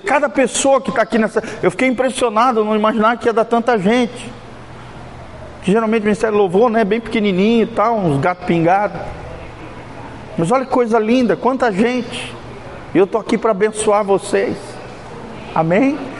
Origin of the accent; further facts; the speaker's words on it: Blumenau, Santa Catarina, Brazil; na cidade onde eu nasci, Blumenau, Santa Catarina